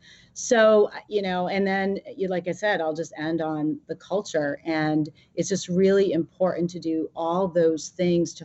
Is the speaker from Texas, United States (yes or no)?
no; Maine, United States; moved away as an adult; also born or lived in Massachusetts / Seattle; I grew up in Maine. I went to school in Massachusetts